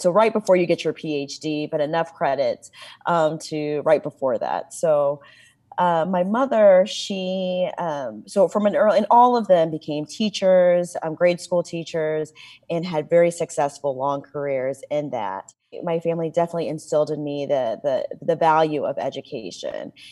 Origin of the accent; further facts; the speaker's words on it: Champaign, Illinois, United States; moved away; I grew up in Champaign, Illinois